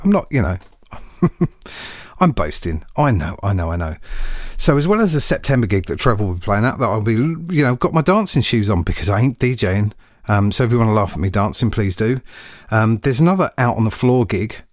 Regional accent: United Kingdom; I'm a Brit

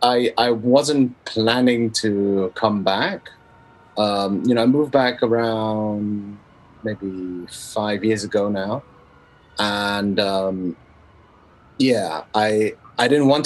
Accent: Hong Kong; moved away; also born or lived in Berlin, Germany / Europe; I'm from Hong Kong

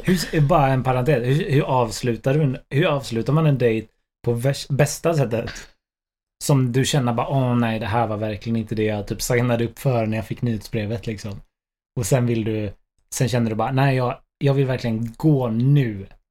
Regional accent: Stenungsund, Västra Götaland, Sweden; jag var från Ströga, Stenungsund

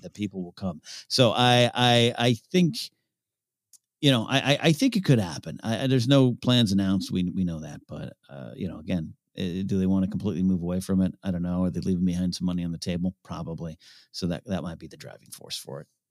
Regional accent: San Luis Obispo, California, United States; was raised about an hour and a half north of Santa Barbara

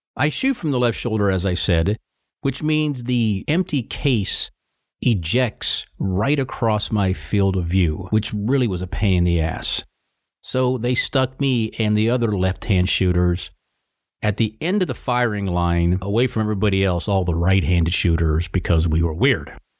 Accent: Virginia, United States; Sir, Virginia, sir

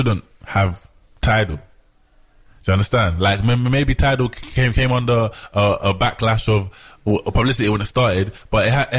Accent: London, United Kingdom; moved away as an adult; now in Amsterdam, Netherlands; I was from London.

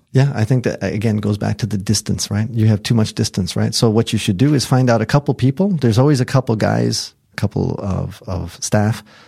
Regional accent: United States; moved away as an adult; also born or lived in Japan

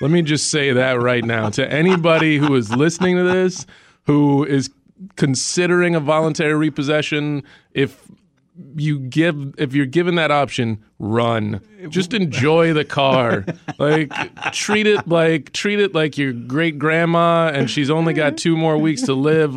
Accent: Dallas, Texas, United States; I grew up in Dallas, Texas

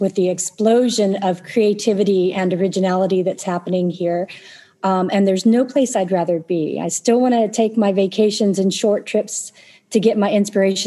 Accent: Tulsa, Oklahoma, United States; I was born in Tulsa. I lived most of my life here

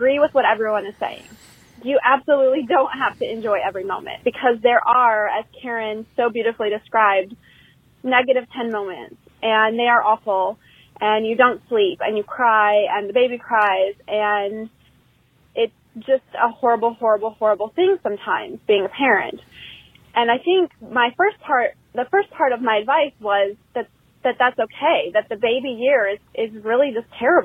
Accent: Kalamazoo, Michigan, United States; also born or lived in Raleigh-Durham, North Carolina; now in North Carolina, United States; from North Carolina, originally from Kalamazoo, home of Gibson Guitars

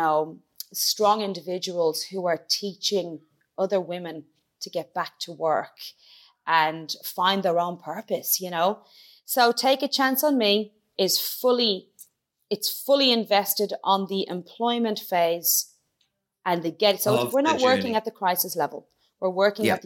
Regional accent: Ireland; also born or lived in Dublin / County Kilkenny; I'm from Dublin, but I grew up in County Clare and Kilkenny

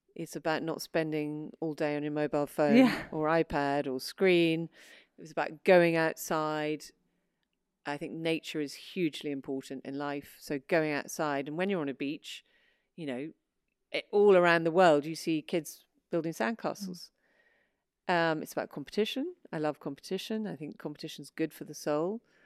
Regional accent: England, United Kingdom; also born or lived in New York, United States; I was born in New York um, and went, but lived in England all my life because my father was English

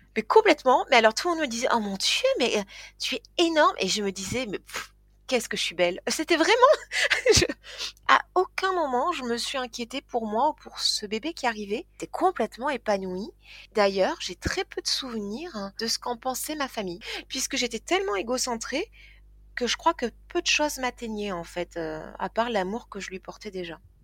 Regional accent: Toulouse, Occitania, France; now in Tarn-et-Garonne, France; je suis euh, née à Toulouse, euh, j'ai grandi à Toulouse

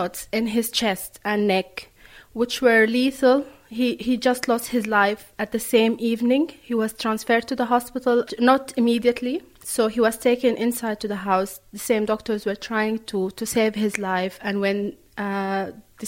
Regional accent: Khartoum, Sudan; moved away as an adult; now in Drogheda, Ireland; I am from Khartoum. I live currently in Drogheda in Ireland

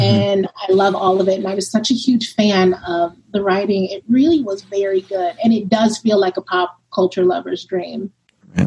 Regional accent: New York City, New York, United States; also born or lived in Brooklyn; I'm from Brooklyn originally, grew up in Harlem

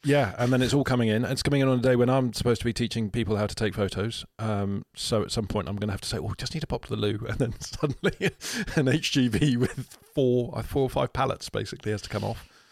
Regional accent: United Kingdom; We're British.

